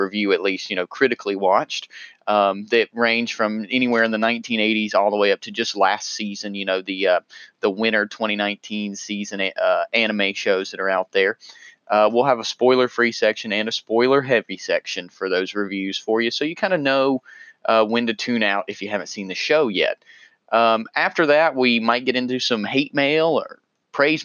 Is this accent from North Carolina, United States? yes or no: yes; North Carolina, United States; accent: southern; 25-year-old correctional officer in North Carolina, so pardon my southern accent.